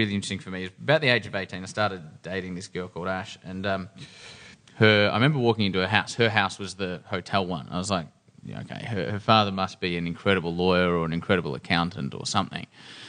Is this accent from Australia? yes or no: yes; Melbourne, Victoria, Australia; We are actually, because I'm a Melbourne boy.